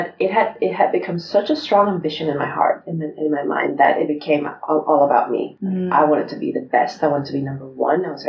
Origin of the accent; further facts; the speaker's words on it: Nicaragua; moved away as an adult; also born or lived in Spain / Texas / Arkansas; I was born in Spain. My mother was Spanish. And my father is Nicaraguan, but I did not live in Spain just for about a year during the war or post-war. And so we lived in Nicaragua most of my life till I graduated from high school.